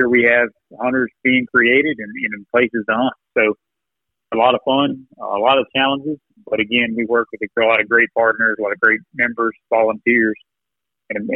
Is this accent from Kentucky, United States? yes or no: yes; Bourbon Country, Central Kentucky, United States; I grew up in Central Kentucky, in right around Bourbon Country